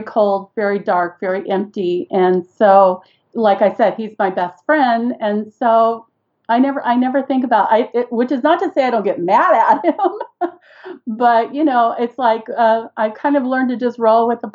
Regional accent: Seal Beach, California, United States; moved away as an adult; now in Idaho, United States; I grew up in Southern California about 20 minutes. At that time, you could get to the beach in about 20 minutes. I spent my entire teenage years on the beach in Seal Beach, California.

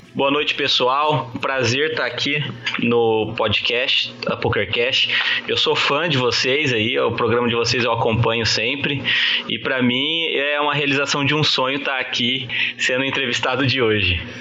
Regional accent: Campo Grande, Mato Grosso do Sul, Brazil; Eu sou de Campo Grande, Mato Grosso do Sul

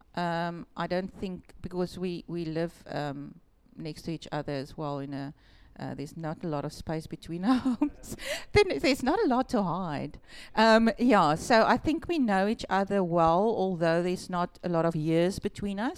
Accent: Malmesbury, Western Cape, South Africa; also born or lived in Melkbosstrand; we lived in Malmesbury. I was there in school.

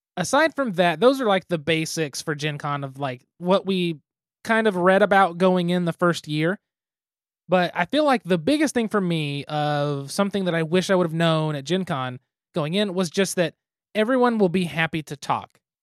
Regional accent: Midwest, United States; I'm from the Midwest

